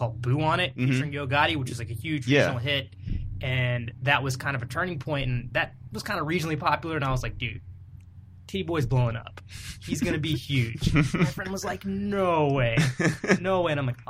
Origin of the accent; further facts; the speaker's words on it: Columbia, South Carolina, United States; where I grew up in South Carolina